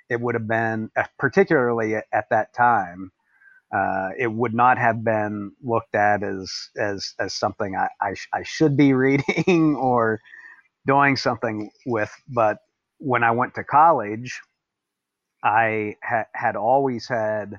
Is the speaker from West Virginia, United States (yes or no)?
yes; Appalachia, West Virginia, United States; I come from Appalachia in West Virginia.